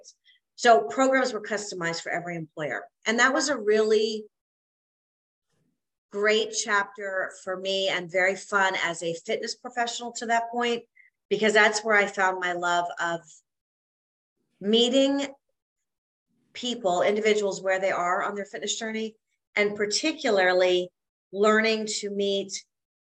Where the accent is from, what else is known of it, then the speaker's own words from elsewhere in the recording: Canada; moved away as an adult; also born or lived in South Carolina; as a Canadian girl